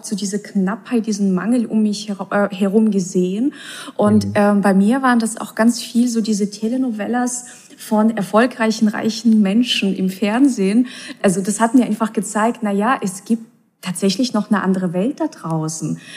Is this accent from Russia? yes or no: yes; Russia; ich bin ja auch in Russland aufgewachsen